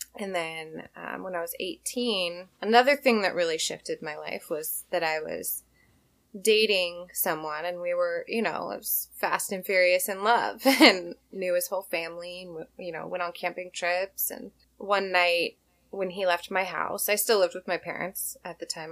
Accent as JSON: {"language": "English", "region": "Washington", "country": "United States", "tie": "born or raised there", "also_born_or_lived": "Hawaii", "said": "I grew up in Washington"}